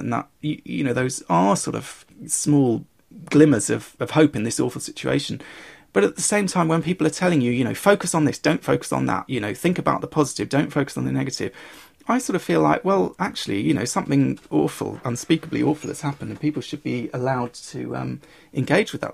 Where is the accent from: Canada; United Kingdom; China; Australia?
United Kingdom; growing up in Britain